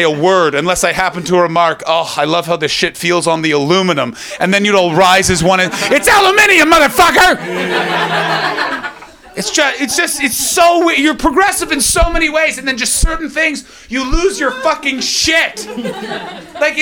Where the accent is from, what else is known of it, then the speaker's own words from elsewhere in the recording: Canada; now in London, United Kingdom; I come from Canada